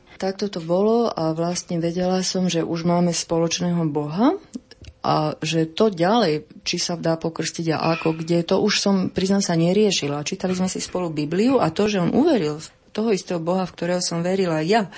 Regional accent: Slovakia; ja som Slovenka

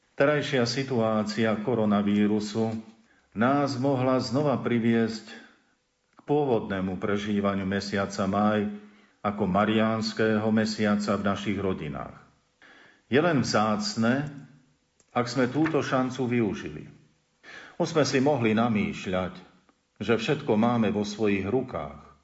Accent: Slovakia

